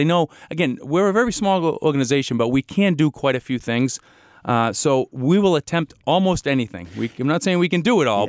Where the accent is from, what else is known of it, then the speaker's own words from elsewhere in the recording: Franklin, United States; I grew up in Franklin. I've been here my whole life.